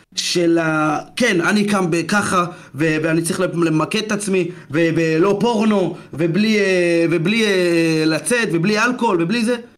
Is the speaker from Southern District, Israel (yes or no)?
yes; Ashdod, Southern District, Israel; ילד בן, בן 17 מאשדוד, בבית ספר